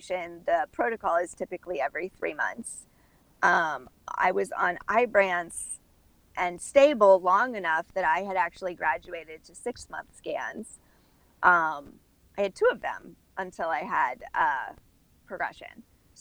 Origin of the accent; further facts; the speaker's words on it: Midwest, United States; also born or lived in Orlando, Florida; now in Miami, United States; I was raised in the Midwest. My family is German